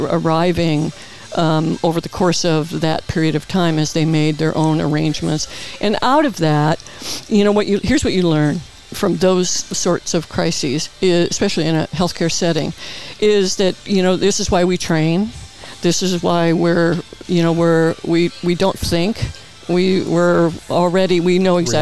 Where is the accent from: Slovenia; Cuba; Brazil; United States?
United States; Peoria, Illinois; moved away as an adult; now in Palm Springs, United States; in the Midwest, you know, I was born and raised there